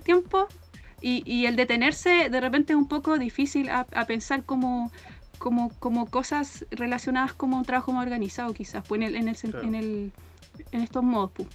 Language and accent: Spanish; Temuco, Araucanía, Chile; yo soy de Temuco. Mi familia materna, paterna de Cunco